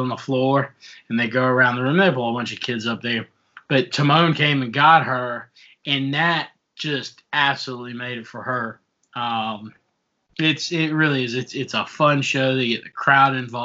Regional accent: South Africa; moved away; I'm originally from South Africa

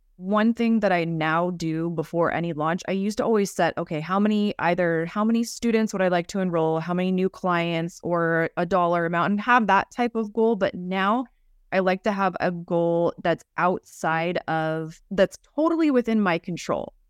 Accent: United States; growing up in America, in our culture

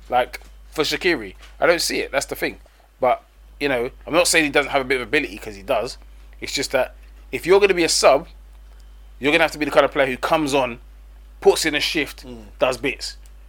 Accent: England, United Kingdom; I'm Dominican, but I'm English.

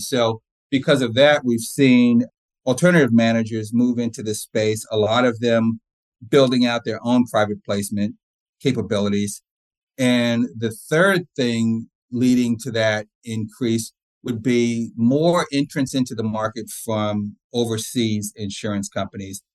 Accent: New Jersey, United States; also born or lived in East Orange, New Jersey / Old Bridge, New Jersey / Columbia, Maryland; So I grew up in East Orange, New Jersey, up until about sixth grade, and then we moved to uh, Old Bridge, New Jersey, with a, a brief stint in Columbia, Maryland, in between, but mainly in New Jersey.

